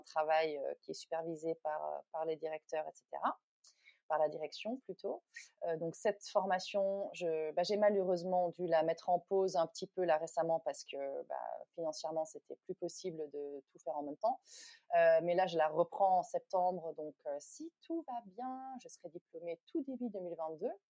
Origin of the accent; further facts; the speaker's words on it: Netherlands; also born or lived in New Delhi, India / Goa, India / United States; now in France; je suis originaire des Pays-Bas